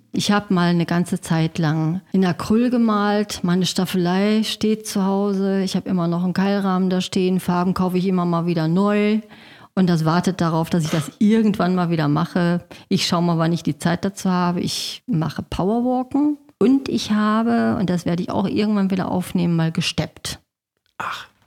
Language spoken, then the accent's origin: German; Gelsenkirchen, North Rhine-Westphalia, Germany; ich habe den größten Teil meiner Jugend in Schalke verbracht